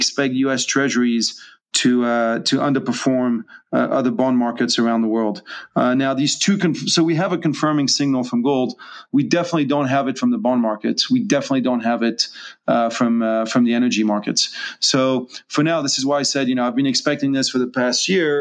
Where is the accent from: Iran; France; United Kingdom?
France; now in Hong Kong; I'm not American, I'm French, I'm a French citizen living in Hong Kong